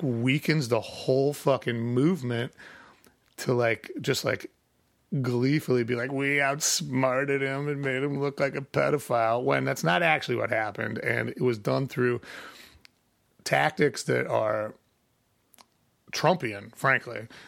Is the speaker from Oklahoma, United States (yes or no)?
no; Chicago, Illinois, United States; I'm from Chicago because I'm not from the side of Chicago where people get murdered